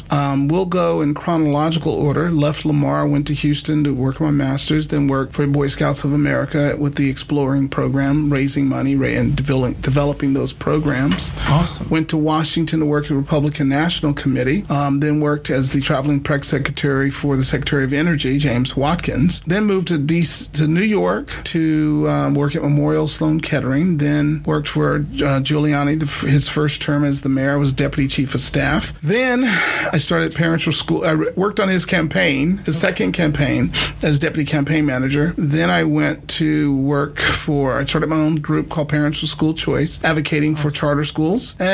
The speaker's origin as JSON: {"language": "English", "region": "Okinawa", "country": "Japan", "tie": "born there", "also_born_or_lived": "Germany / New Jersey / El Paso", "said": "So I came to school in Beaumont, but I was born in Okinawa, Japan, lived in Germany, lived wow. in Jersey, lived in, you know, everywhere."}